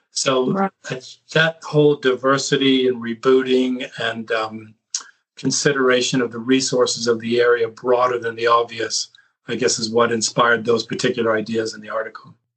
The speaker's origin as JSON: {"language": "English", "region": "California", "country": "United States", "tie": "born or raised there", "said": "I grew up in California on the West Coast"}